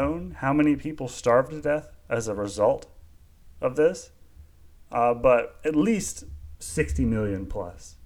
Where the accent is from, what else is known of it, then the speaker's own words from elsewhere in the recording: United States; as an American